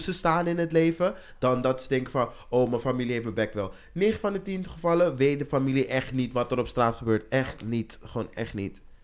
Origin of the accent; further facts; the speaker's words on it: Amsterdam, North Holland, Netherlands; ik ben opgegroeid in Welmer.